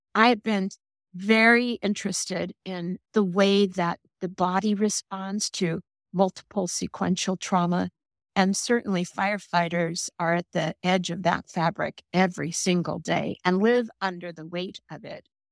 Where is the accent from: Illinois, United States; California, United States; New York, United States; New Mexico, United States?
California, United States; Oakland; I was raised in East Oakland, California